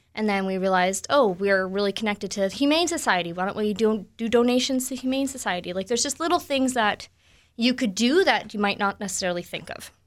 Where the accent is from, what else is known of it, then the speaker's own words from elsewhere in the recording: Ontario, Canada; now in Manitoba, Canada; I'm from Ontario